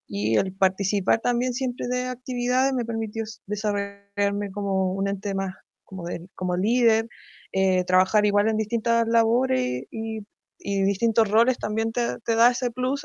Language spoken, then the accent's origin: Spanish; Santiago, Santiago Metropolitan Region, Chile; Soy de Santiago